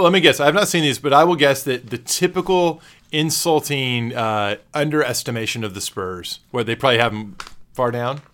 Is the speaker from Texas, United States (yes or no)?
yes; Texas, United States; I am a native Texan